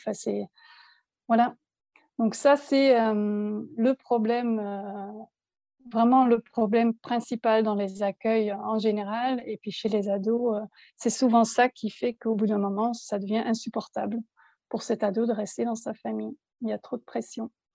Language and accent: French; Belgium; moved away as an adult; also born or lived in south of France; now in France; nous sommes belges en fait. On, habitait en Belgique, on exerçait notre métier euh, là-bas